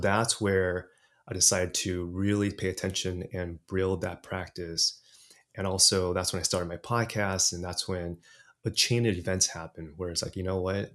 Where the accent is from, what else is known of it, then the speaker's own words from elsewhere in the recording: Los Angeles, California, United States; first language English; also born or lived in Taiwan; I was orig-, originally born in Taiwan, came to States when I was three, and grew up in L A, in, in California. And so, really, my first language was English